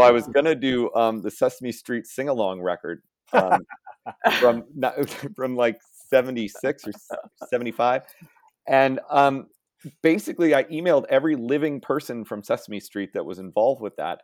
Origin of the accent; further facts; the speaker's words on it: Boston, Massachusetts, United States; moved away; I'm originally from Boston